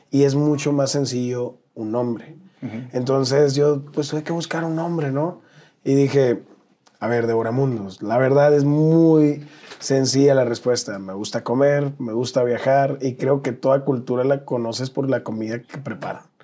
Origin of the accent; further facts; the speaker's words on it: Nogales, Sonora, Mexico; also born or lived in Ciudad Obregón, Sonora; Ciudad Obregón, Sonora, pero me llevaron muy chiquito a Nogales. Yo soy de Nogales.